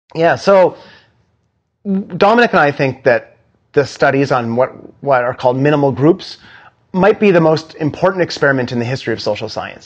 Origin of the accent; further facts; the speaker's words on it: Canada; now in New York City, United States; I'm like a Canadian teenager